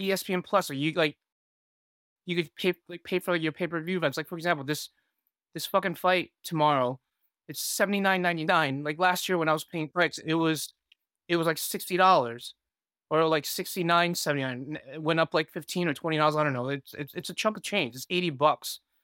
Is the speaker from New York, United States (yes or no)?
yes; New York City, New York, United States; also born or lived in Taiwan; I'm from Queens, New York